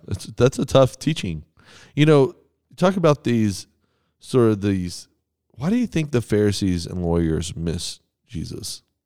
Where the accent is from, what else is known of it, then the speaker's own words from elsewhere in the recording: Texas, United States; I'm from Texas.